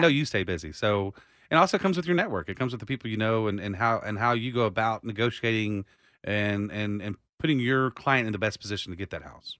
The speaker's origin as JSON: {"language": "English", "town": "Austin", "region": "Texas", "country": "United States", "tie": "born or raised there", "said": "I was born right here in Austin"}